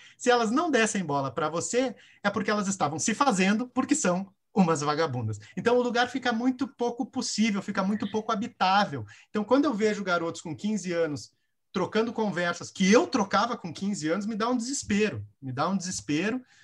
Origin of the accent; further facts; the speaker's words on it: Rio Grande do Sul, Brazil; eu sou do Rio Grande do Sul